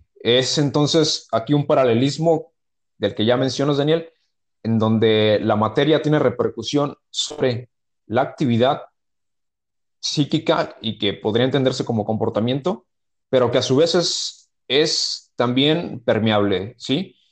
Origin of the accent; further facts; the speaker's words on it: Mexico; soy de México